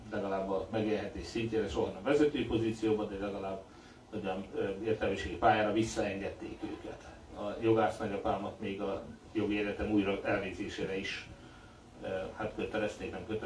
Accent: Hungary; én a 80-as években nőttem föl, 72-es születésűként, 18 éves voltam, amikor rendszerváltás volt Magyarországon

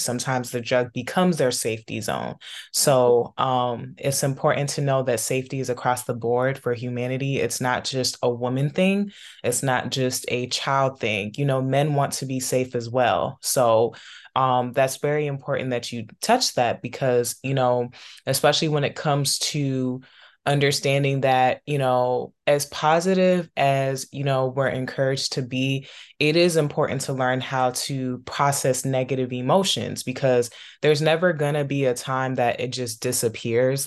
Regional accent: Maryland, DC, DC metropolitan area, United States; growing up in the Maryland, D C, Virginia area

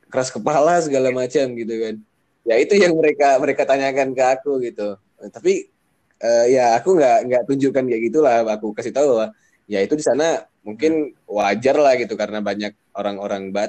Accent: Medan, North Sumatra, Indonesia; aku lahir di Medan, besar di Medan. Intinya sampai tamat SMA aku di Medan gitu.

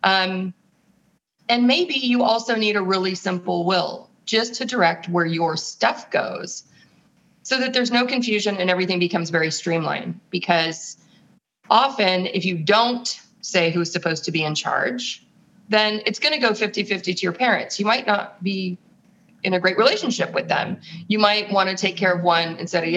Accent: San Francisco, California, United States; moved away as an adult; also born or lived in Europe / Los Angeles / Rome; I was born in San Francisco

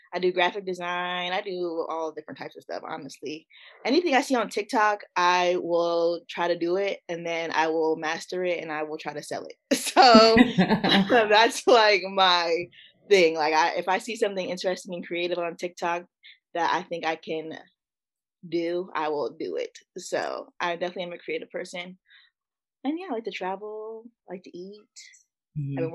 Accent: Woodbridge, Virginia, United States; also born or lived in Richmond, Virginia; I grew up in Woodbridge, Virginia

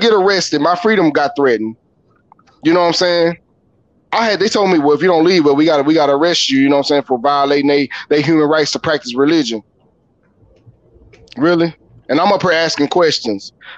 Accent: Fort Worth, Texas, United States; I'm from Fort Worth

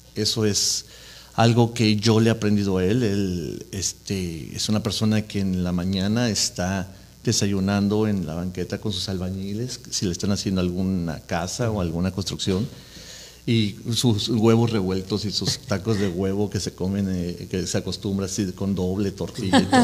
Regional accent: Mexico City, Mexico; moved away as an adult; now in Orange County, United States; yo soy de la Ciudad de México y le voy a Cruz Azul

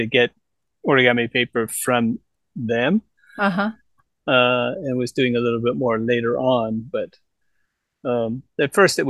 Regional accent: Toronto, Ontario, Canada; moved away as an adult; now in Gifu, Japan; I grew up in Toronto.

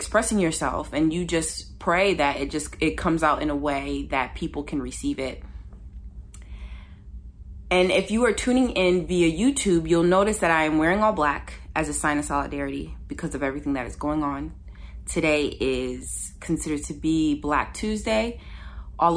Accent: Ypsilanti, Michigan, United States; I grew up in Ypsilanti, Michigan

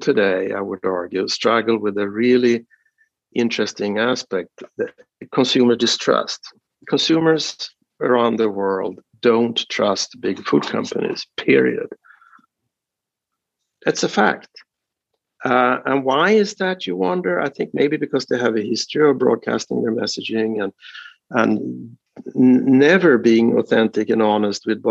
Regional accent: Sweden; moved away as an adult; now in United States; I'm sort of Swedish-American in that sense. I'm still a Swedish citizen. I'm not an American citizen

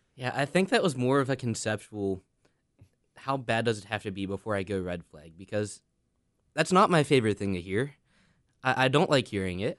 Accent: Steubenville, Ohio, United States; moved away; I'm originally from Steubenville, Ohio

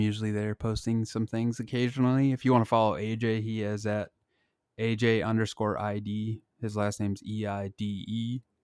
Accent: Blair, Nebraska, United States; my hometown Blair

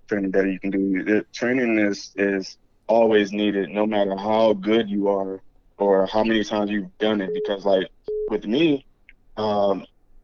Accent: Detroit, Michigan, United States; now in Orlando, United States; I'm from Detroit, Michigan, currently residing in Orlando, Florida.

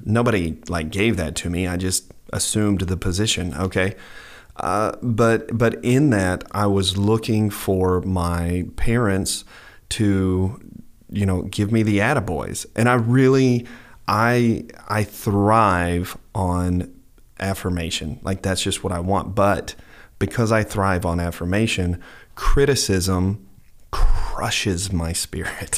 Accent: United States; I'm an American citizen

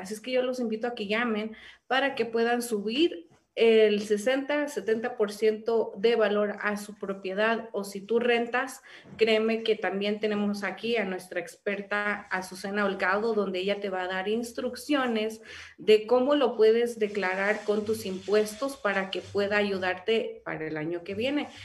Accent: Mexico; para mí es un orgullo ser mexicana

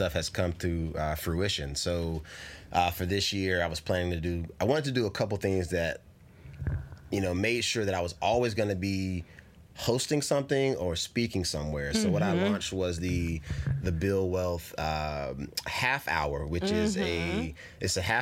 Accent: North Carolina, United States; now in California, United States; I'm from North Carolina

